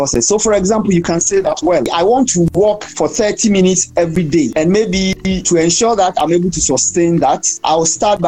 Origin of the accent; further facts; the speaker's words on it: Ghana; I'm from Ghana.